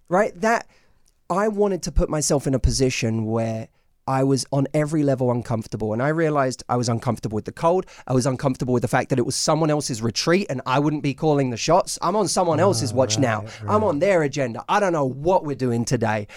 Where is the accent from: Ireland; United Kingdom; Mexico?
United Kingdom; London; moved away as an adult; now in United States; I'm from London